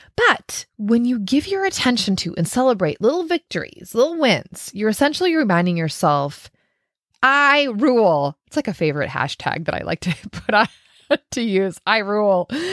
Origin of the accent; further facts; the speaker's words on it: Minnesota, United States; I'm from Minnesota